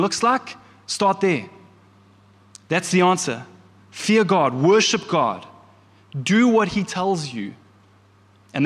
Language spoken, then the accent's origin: English; Kloof, KwaZulu-Natal, South Africa; I grew up in the church. I grew up in the Methodist church here in Kloof. We lived literally down the road from the Methodist church.